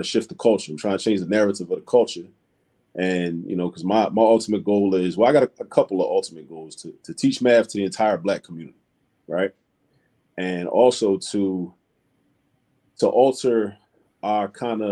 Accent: Baltimore, Maryland, United States; now in Philadelphia, United States; I grew up in Baltimore, Maryland

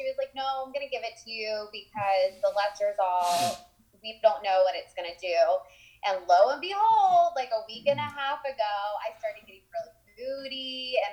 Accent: Jacksonville, North Carolina, United States; I'm actually from a small town. It's a coastal town in North Carolina. It's called Jacksonville

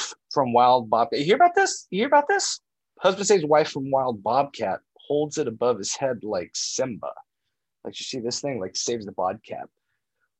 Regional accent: Alma, Kansas, United States; I grew up in Alma, Kansas

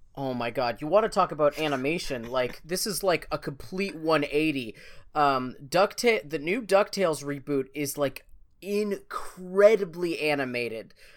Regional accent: Canada; we're both from Canada

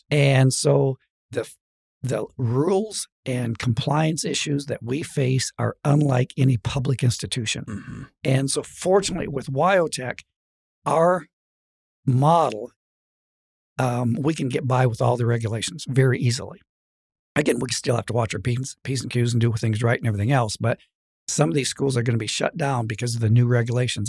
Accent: LaGrange, Wyoming, United States; also born or lived in Michigan; my dad was a preacher, and he moved us to Lagrange, excuse me, Wyoming

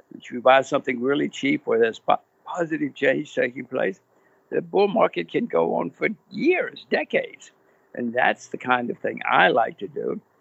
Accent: United States; moved away as an adult; now in Singapore; I'm an American. My kids are Americans

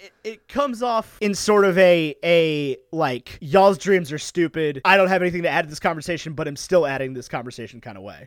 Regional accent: Roanoke, Virginia, United States; I grew up in Roanoke, Virginia, which is not a place necessarily known for its pizza

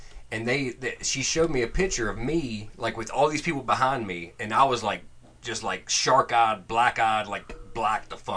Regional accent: North Carolina, United States; accent: North Carolina; my North Carolina accent

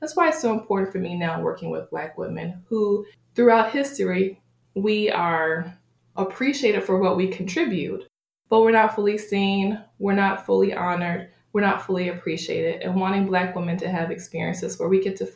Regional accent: Buffalo, New York, United States; I grew up in Buffalo, New York, Western New York area, but my family is originally from Beckley, West Virginia.

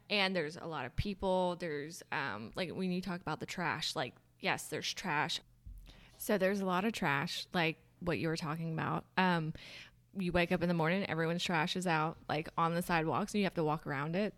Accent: the South, United States; growing up in the South

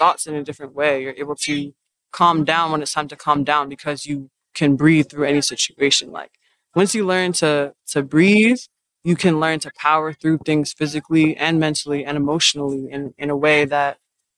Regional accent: New Jersey, United States; also born or lived in Boston, Massachusetts; now in Charlotte, United States; I grew up in New Jersey

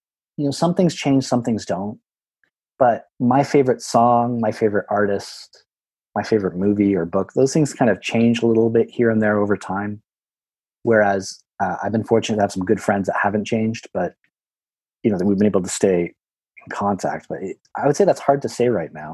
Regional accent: Burlington, Ontario, Canada; moved away; my hometown of Burlington

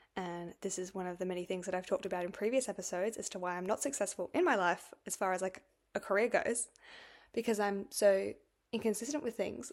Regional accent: Australia; I'm from Australia

